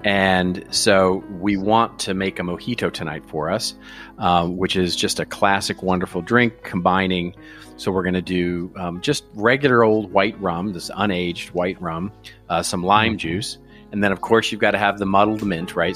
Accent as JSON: {"language": "English", "country": "United States", "said": "as an American"}